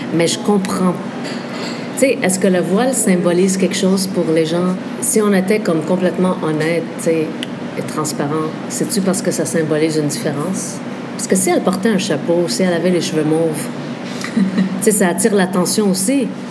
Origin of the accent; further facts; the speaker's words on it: Montreal, Quebec, Canada; je suis d'origine palestinienne, je suis d'origine libanaise, je suis de foi musulmane, euh, j'ai grandi au Québec, donc je me sens québécoise, montréalaise